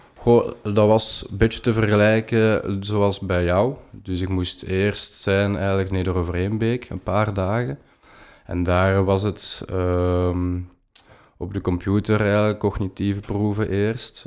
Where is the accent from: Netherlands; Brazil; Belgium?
Belgium; Leuven, Flanders; ik ben afkomstig van Leuven